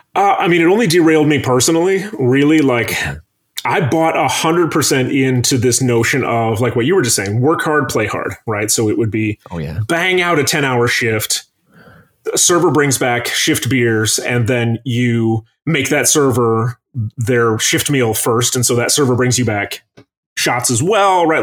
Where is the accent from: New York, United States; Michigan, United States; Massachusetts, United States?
Michigan, United States; Traverse City; moved away as an adult; now in Chicago, United States; somebody who was raised up there